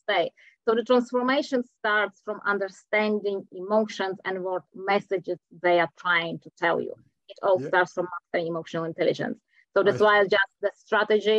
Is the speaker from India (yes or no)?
no; Czechia; English is a second language; moved away as an adult; now in New Zealand; originally I'm from Czech Republic, but I've been living in New Zealand for the last 16 years.